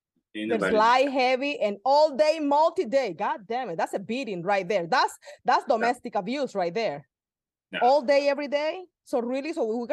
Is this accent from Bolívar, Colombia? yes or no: yes; Cartagena, Bolívar, Colombia; I was born in Cartagena, Colombia